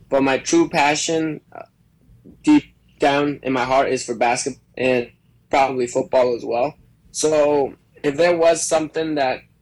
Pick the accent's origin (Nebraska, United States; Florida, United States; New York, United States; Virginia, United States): Florida, United States; Sarasota; born there; also born or lived in Mexico; so I was born in Sarasota, and then I was in Mexico until I was about uh, seven years old and my parents were performing there on our family cir